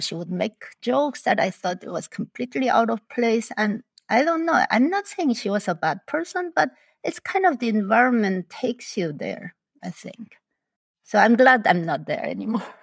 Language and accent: English; Argentina; first language Spanish; English is a second language; moved away as an adult; also born or lived in Busan, South Korea; now in Chicago, United States; I was born in South Korea, in Busan. My family immigrated to Argentina when I was eight years old. So, I grew up in Argentina. So, my main language is actually Spanish, not Korean.